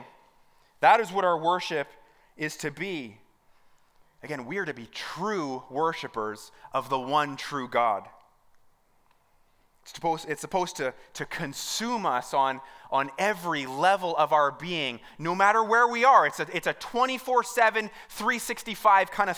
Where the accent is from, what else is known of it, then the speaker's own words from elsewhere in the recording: Mount Albert, Ontario, Canada; I'm from Mount Albert